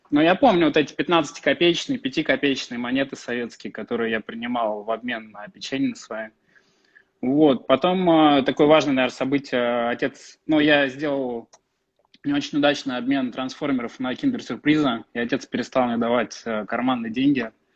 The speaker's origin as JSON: {"language": "Russian", "town": "Tula", "region": "Tula Oblast", "country": "Russia", "tie": "born or raised there", "said": "Родился в Туле. Я из, э, Тулы"}